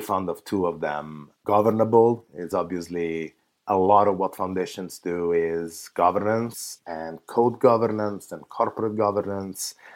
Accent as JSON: {"language": "English", "country": "Italy", "moved": "yes", "lives_now": "San Francisco, United States", "said": "I actually come from Italy"}